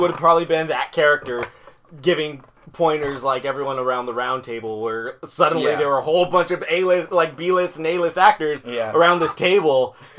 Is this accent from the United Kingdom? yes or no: yes; Scotland, United Kingdom; we're Scottish.